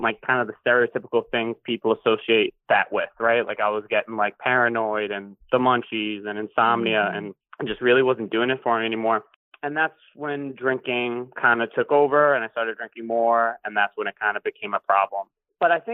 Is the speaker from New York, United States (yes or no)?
yes; Long Island, New York, United States; moved away as an adult; also born or lived in England; now in Brooklyn, United States; I'm from Long Island, New York. I currently live in Brooklyn, New York